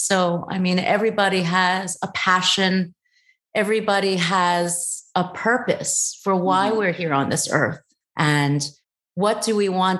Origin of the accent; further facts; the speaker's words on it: United States; born there; also born or lived in Thailand; even though I am Chinese of origin. I was born in the States.